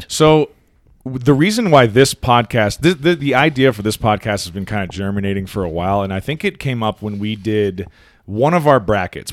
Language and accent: English; United States; as an American citizen